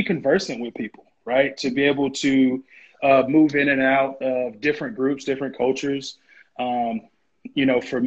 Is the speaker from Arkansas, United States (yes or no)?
no; Warner Robins, Georgia, United States; I grew up in Warner Robins, which is a military town